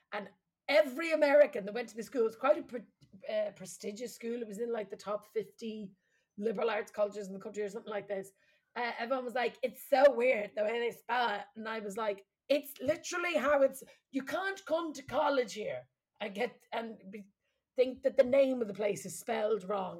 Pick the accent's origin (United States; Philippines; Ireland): Ireland; Midlands; accent: flat Midlands; moved away; we're from the Midlands, so it's like very flat accents.